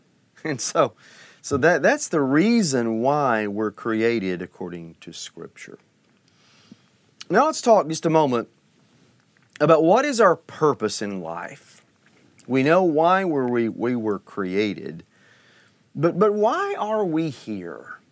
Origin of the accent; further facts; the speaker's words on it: Oklahoma, United States; I heard this as a child in Sunday school and growing up in Oklahoma